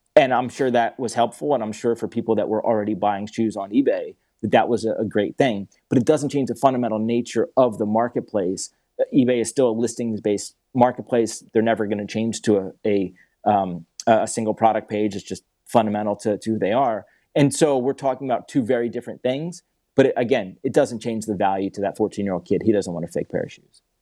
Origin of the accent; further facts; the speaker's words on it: Philadelphia, Pennsylvania, United States; also born or lived in Atlanta; I grew up in Philadelphia.